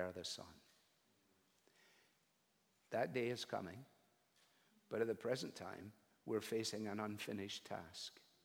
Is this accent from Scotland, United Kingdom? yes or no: yes; Scotland, United Kingdom; Eric Little was one of my heroes, I guess, as a Scottish boy.